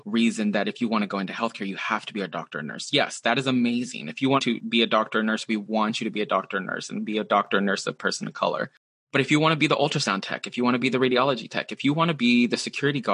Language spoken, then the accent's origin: English; Texas, United States; moved away as an adult; also born or lived in Seattle area, Washington; now in Seattle, United States; Growing up in Texas, there's a lot of people who look like me, a lot of people who have similar stories as me